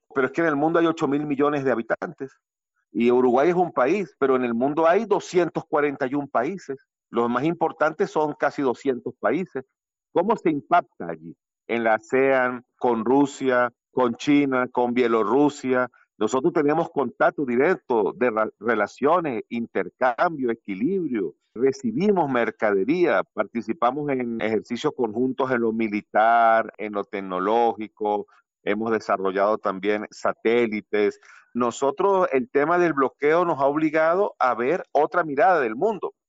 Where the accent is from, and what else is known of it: Venezuela